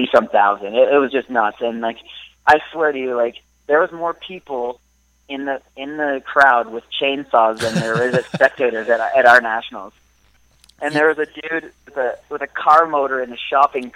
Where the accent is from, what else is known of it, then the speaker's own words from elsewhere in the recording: Ottawa, Ontario, Canada; I'm from Ottawa originally